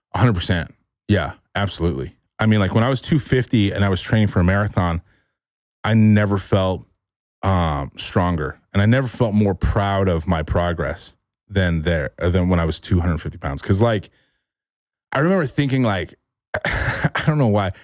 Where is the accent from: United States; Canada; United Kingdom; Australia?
United States; California; moved away as an adult; now in Austin, United States; I'm from California and I spent a lot of time